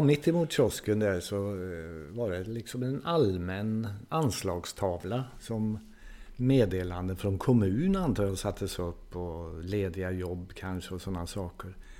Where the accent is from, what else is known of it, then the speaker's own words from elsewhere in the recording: Torsby, Värmland, Sweden; moved away as an adult; also born or lived in Sunne / Gothenburg / Portugal; Jag föddes här i Sunne ja, eh, det gjorde jag. Men bodde väl här eh, någon månad bara tror jag. Sen blev det Torsby. Och där växte jag upp då